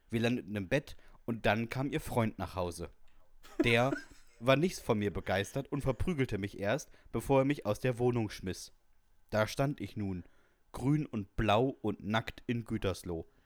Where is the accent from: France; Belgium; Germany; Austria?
France; Ich komme aus Frankreich und kann dementsprechend natürlich fließend Französisch.